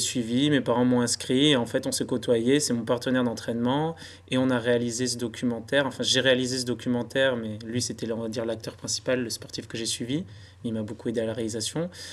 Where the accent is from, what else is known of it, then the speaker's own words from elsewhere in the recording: Basque Country, Nouvelle-Aquitaine, France; je viens du Pays Basque